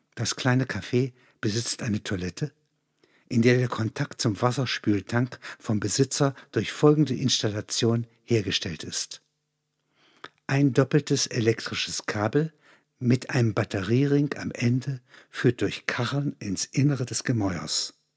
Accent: Halberstadt, Saxony-Anhalt, Germany; Das sind alles Klassengenossen aus dem Domgymnasium Halberstadt

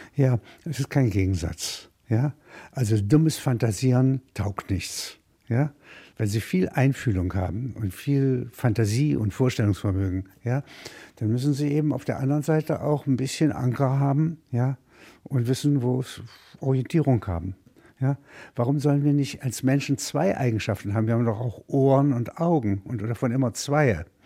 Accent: Halberstadt, Saxony-Anhalt, Germany; moved away; ich komme aus Halberstadt, das ist, wenn Sie wollen, eine Kleinstadt, sagt man

